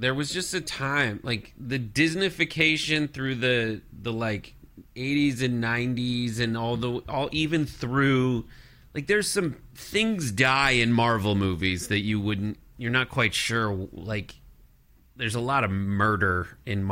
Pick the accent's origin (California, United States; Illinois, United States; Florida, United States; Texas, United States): California, United States; Los Angeles; where I grew up in the San Fernando Valley